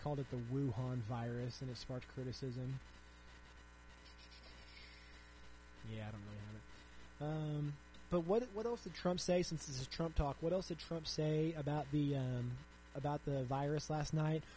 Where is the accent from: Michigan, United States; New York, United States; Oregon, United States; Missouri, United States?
Missouri, United States; my home state of Missouri